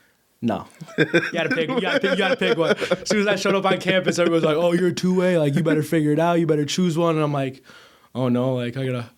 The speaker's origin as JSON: {"language": "English", "town": "Kenosha", "region": "Wisconsin", "country": "United States", "tie": "born or raised there", "said": "I am born and raised in Kenosha, Wisconsin."}